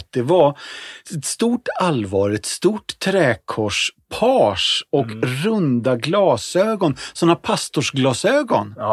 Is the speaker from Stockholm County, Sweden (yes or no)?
no; Värnamo, Jönköping County, Sweden; moved away; Då föddes jag på BB i Värnamo.